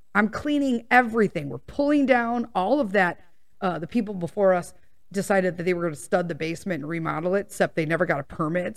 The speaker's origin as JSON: {"language": "English", "town": "Chicago", "region": "Illinois", "country": "United States", "tie": "born or raised there", "said": "born and raised there"}